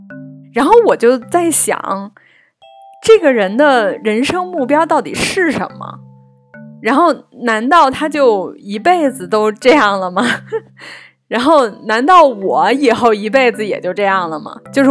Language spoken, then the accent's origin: Chinese; Beijing, China; also born or lived in Zhengzhou, Henan; 我是生在郑州的，然后长到不到六岁的时候，然后我们全家才搬来北京的。